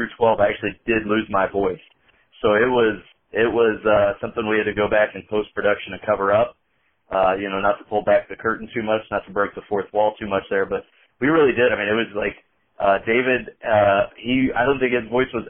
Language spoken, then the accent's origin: English; Indiana, United States; I'm from Indiana, and to me, to the people around me, I don't have an accent